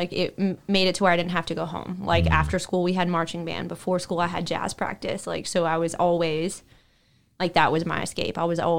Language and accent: English; California, United States; now in Memphis, United States; I don't say, oh, I'm from California, but I've been in Memphis. I'm like, oh, I'm from Memphis.